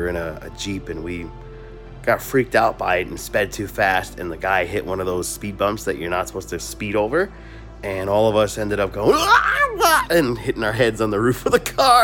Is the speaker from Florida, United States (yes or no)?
no; Mount Vernon, New York, United States; where I grew up in Mount Vernon